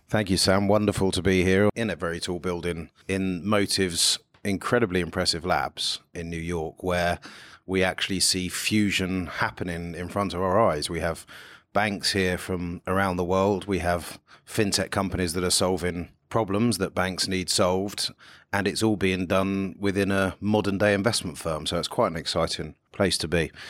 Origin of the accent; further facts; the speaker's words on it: United Kingdom; my home country where there's this small thing called Brexit going on